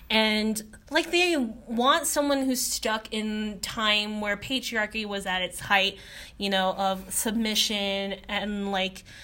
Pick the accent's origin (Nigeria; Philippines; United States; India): Philippines; I was like, Oh my God, okay, yeah, I'm Filipino.